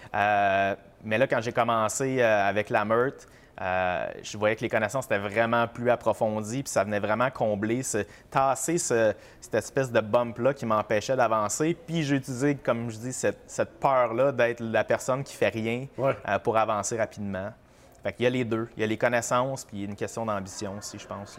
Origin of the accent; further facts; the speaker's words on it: Sherbrooke, Quebec, Canada; now in Brossard, Canada; moi, j'habite Brossard, je suis originaire de Sherbrooke